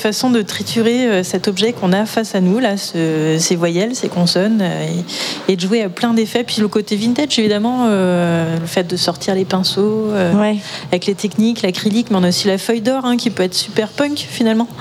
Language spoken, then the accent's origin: French; Vannes, Brittany, France; je viens aussi de Vannes